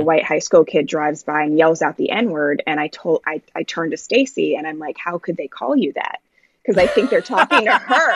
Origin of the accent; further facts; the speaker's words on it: Jamaica; now in United States; I'm um I'm Jamaican